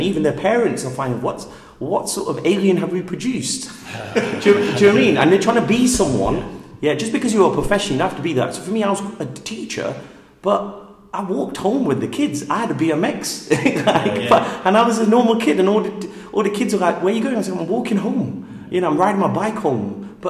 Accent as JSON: {"language": "English", "town": "Leicester", "region": "East Midlands", "country": "United Kingdom", "tie": "born or raised there", "said": "I'm working class. I'm from Leicester, and I'm proud of that."}